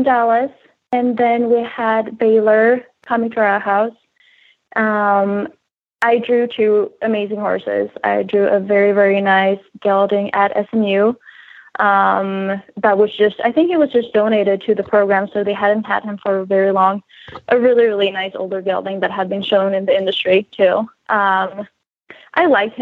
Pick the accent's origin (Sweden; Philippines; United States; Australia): Sweden; moved away as an adult; I'm from Europe